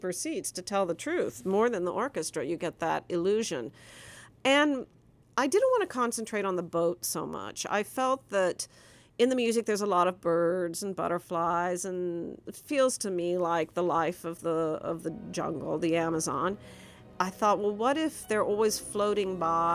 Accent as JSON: {"language": "English", "region": "Nebraska", "country": "United States", "said": "I'm from Nebraska."}